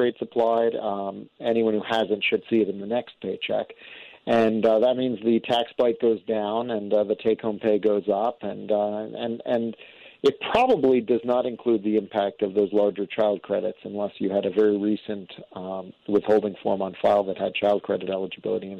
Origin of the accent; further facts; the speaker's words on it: New York, United States; now in Washington, D.C., United States; I grew up in New York